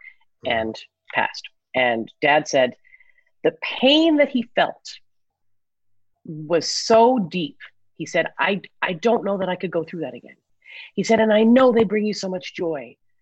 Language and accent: English; Newfoundland and Labrador, Canada; growing up in Newfoundland, we had five Jewish families